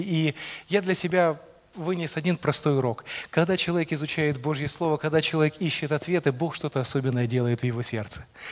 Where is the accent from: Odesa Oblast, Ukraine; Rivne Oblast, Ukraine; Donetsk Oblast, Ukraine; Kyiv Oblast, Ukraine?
Rivne Oblast, Ukraine; moved away as an adult; now in Poltava, Ukraine; родился, вырос я в совершенно другом конце Украины, родом я из Ровенской области